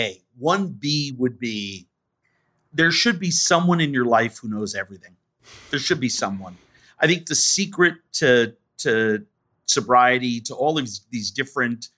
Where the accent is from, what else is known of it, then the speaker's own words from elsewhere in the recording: New York, United States; I grew up in New York.